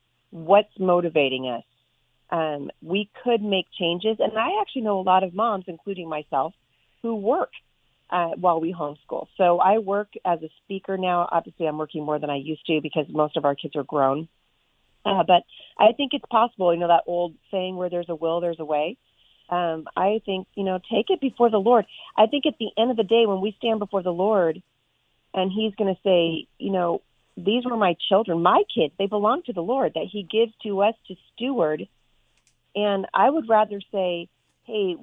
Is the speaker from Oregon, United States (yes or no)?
yes; Portland, Oregon, United States; also born or lived in Vancouver, Washington; I grew up in Portland, Oregon, and we live just about 15 minutes from Portland now.